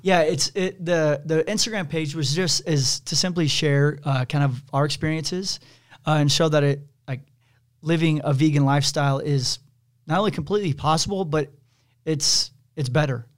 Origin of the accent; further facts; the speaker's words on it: Kansas City, United States; I grew up in Kansas City